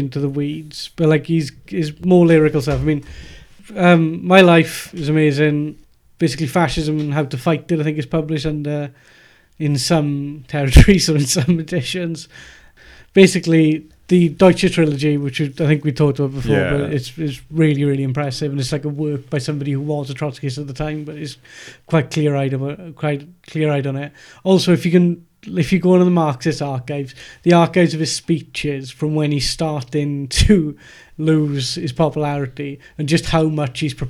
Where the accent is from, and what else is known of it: Wales, United Kingdom; accent: Welsh